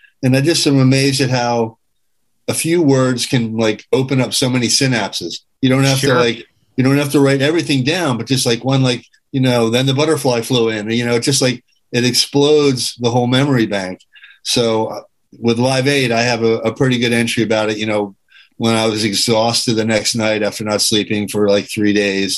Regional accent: Springfield, Massachusetts, United States; Born in Massachusetts, Springfield, home of the original Friendly ice cream store

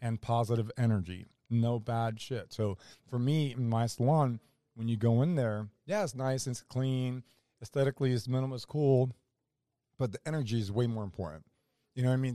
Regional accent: Orlando, Florida, United States; I'm a kid from Orlando

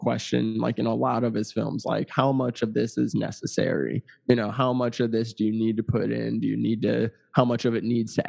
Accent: Missouri, United States; moved away; I'm from Missouri

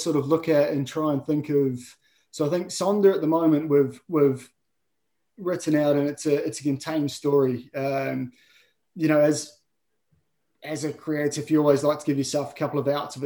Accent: New Zealand; I love my home, love the place I grew up

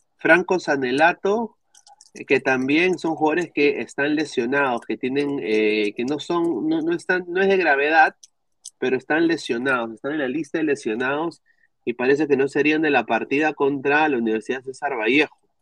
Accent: Peru; como peruanos

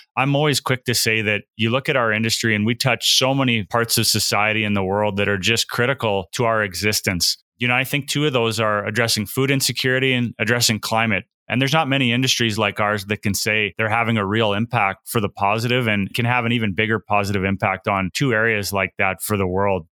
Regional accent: Saskatchewan, Canada; I grew up in Saskatchewan in Western Canada

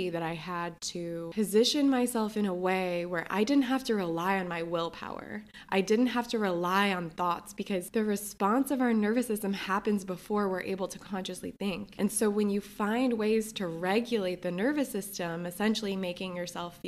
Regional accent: New Jersey, United States; now in New York, United States; I grew up in New Jersey.

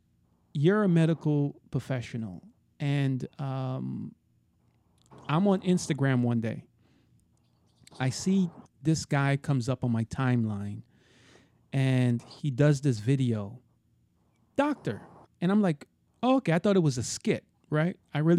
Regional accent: New York City, New York, United States; now in Florida, United States; I'm from Brooklyn. So you're not too far from me. But I live in Florida now. I left, but I never came back.

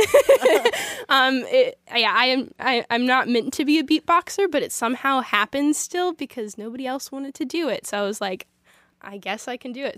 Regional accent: Illinois, United States; also born or lived in Springfield, Missouri; I've gro-, grown up in Illinois, so I, sin, I've been here since I was two, so, um, Illinois is my home state

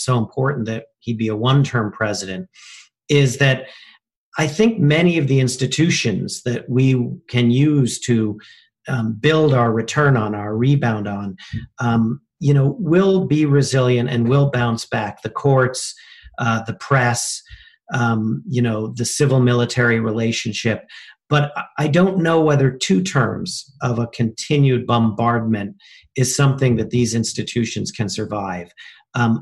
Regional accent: United States; now in London, United Kingdom; an American citizen and a patriot

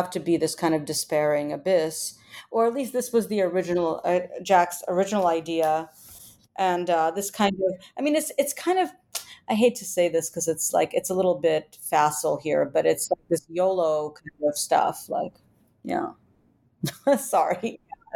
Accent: Ukraine; moved away; I'm originally from Ukraine

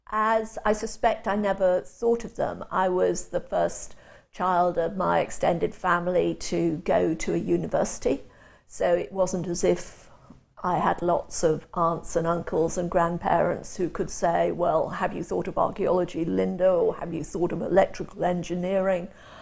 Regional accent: Chester, North West England, United Kingdom; born there; I was born and spent my first 5 years in Chester, which is on the boundary of England and the north of Wales.

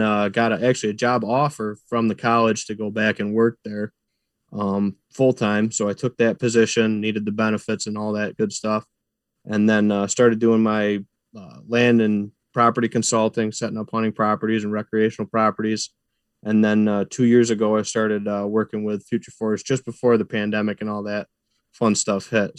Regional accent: Clyde, New York, United States; also born or lived in Clifton Springs, New York; I grew up in the Clyde Lyons area

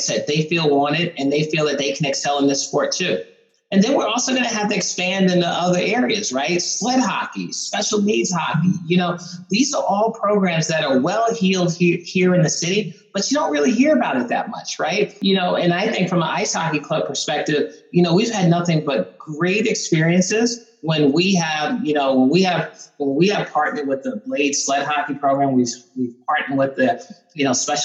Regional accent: East Coast, United States; now in Columbus, United States; I grew up on the East Coast

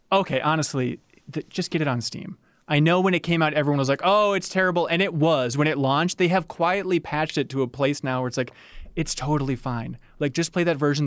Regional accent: Minnesota, United States; I'm in Minnesota. I'm from Minnesota

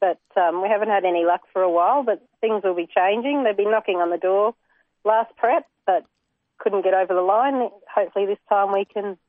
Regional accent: Geelong, Victoria, Australia; moved away; I'm from Geelong originally.

